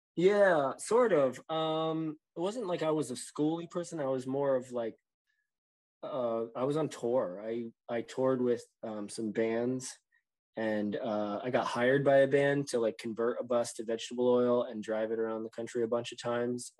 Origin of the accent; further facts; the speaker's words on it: New Jersey, United States; also born or lived in West Virginia; now in Maine, United States; I'm from New Jersey.